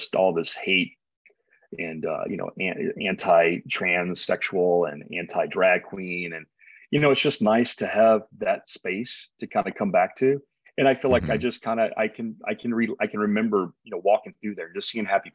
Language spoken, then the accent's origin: English; the South, United States; now in San Diego, United States; I am from the South